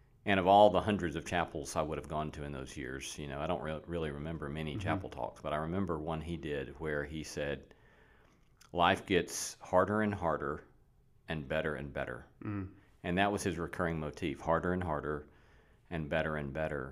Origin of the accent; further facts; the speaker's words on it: Alabama, United States; moved away; I grew up in Alabama